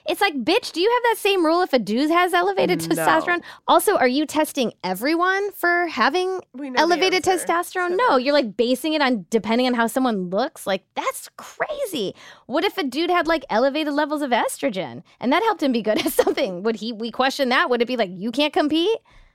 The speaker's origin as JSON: {"language": "English", "country": "India", "said": "And also just like one of India's few Olympic athletes, period, which as an Indian"}